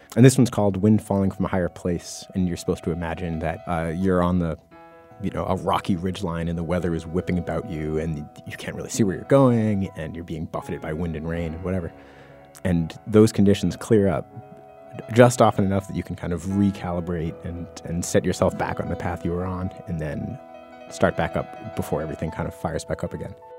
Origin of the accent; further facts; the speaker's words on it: United States; I grew up in the Mass New Hampshire border